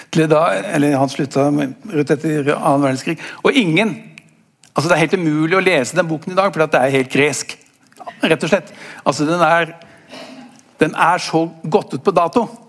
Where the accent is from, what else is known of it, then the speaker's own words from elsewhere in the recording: Norway; for oss som er eh, født og oppvokst i Norge